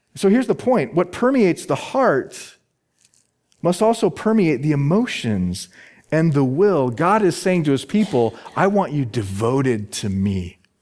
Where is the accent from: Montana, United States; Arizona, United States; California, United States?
Arizona, United States; Phoenix; my hometown is Phoenix, Arizona